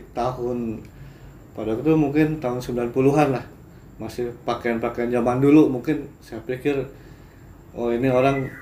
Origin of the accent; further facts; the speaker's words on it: Cirebon, West Java, Indonesia; mas dari mana dari Cirebon saya bilang dari Cirebon